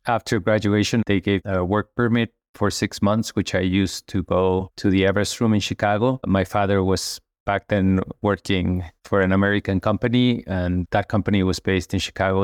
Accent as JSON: {"language": "English", "region": "Mexico City", "country": "Mexico", "tie": "born or raised there", "said": "I was raised in Mexico City just a normal kid going to school in a large city."}